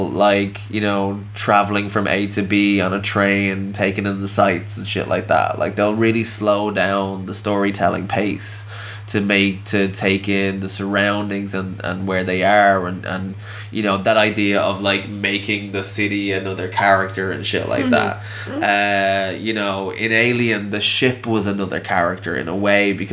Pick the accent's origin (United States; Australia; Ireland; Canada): Ireland; I'm an Irish man